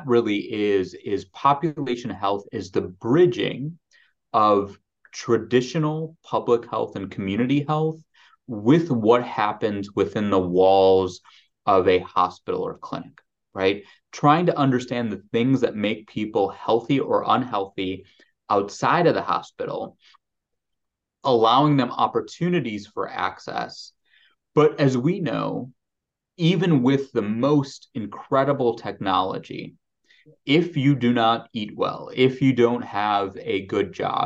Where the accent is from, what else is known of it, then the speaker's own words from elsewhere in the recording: Chicago, Illinois, United States; growing up in the city of Chicago, and then you moved to the suburbs during my kind of mid-childhood, city of Chicago remains, my hometown